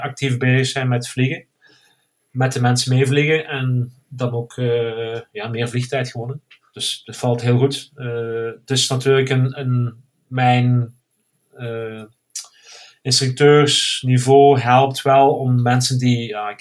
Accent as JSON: {"language": "Dutch", "town": "Hechtel-Eksel", "region": "Flanders", "country": "Belgium", "moved": "yes", "lives_now": "Spain", "said": "ik kom uit België, zoals je kan horen. Eh, meer Limburg, eh, Hechtel, Hechtel-Exel."}